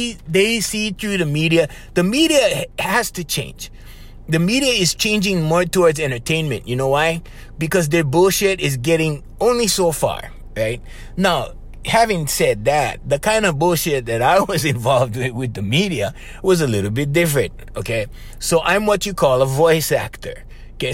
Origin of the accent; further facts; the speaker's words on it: Papakolea, Hawaii, United States; Okay, I'm from Papakulea. There's 17 people in my house.